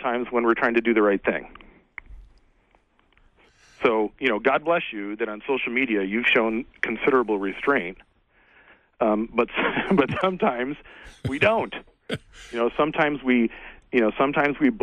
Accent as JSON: {"language": "English", "town": "Frankenmuth", "region": "Michigan", "country": "United States", "tie": "born or raised there", "said": "I grew up in Frankenmuth, Michigan"}